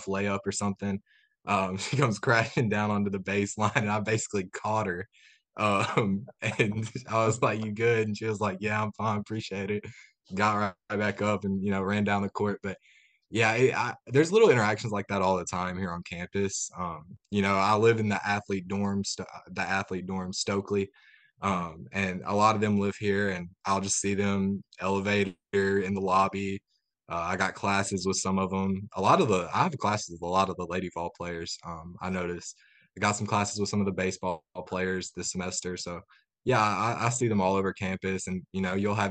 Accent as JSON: {"language": "English", "region": "West Tennessee", "country": "United States", "tie": "born or raised there", "said": "I grew up in West Tennessee watching the Vols"}